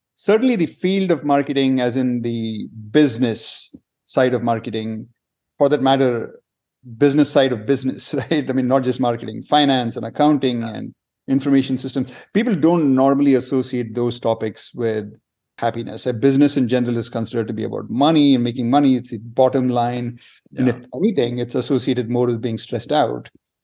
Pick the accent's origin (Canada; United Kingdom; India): India; I grew up in several different places in India.